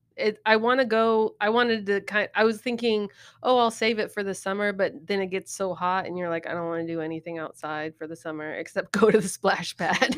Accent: Wichita, Kansas, United States; when we were growing up downtown

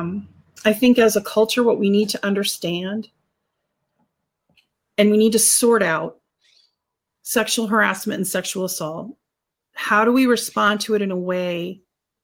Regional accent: United States

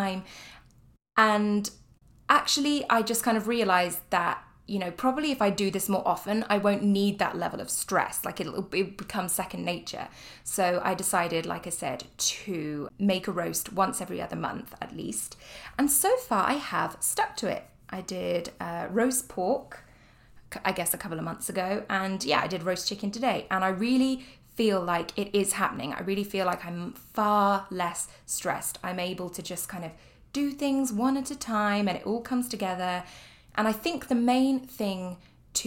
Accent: United Kingdom; moved away; I am British

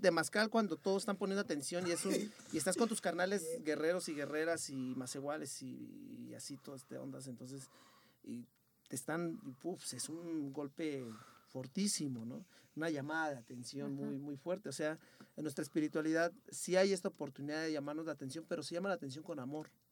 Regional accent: Nezahualcóyotl, State of Mexico, Mexico; accent: español ñero; nosotros somos de Nezahualcóyotl

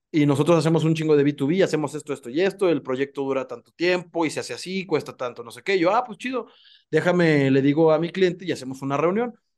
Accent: Mexico; somos emprendedores los mexicanos

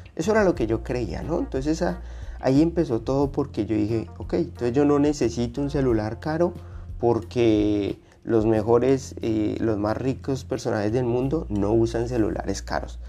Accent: Colombia; now in Australia; mi país, Colombia

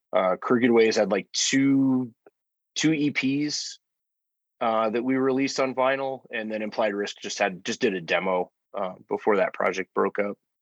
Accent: Albuquerque, New Mexico, United States; moved away as an adult; now in Denver, United States; I'm originally from Albuquerque.

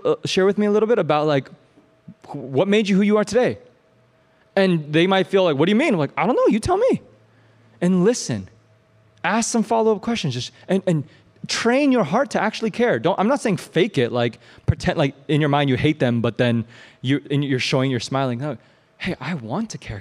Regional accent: Champaign, Illinois, United States; I grew up in Champaign, Illinois. I grew up behind a cornfield

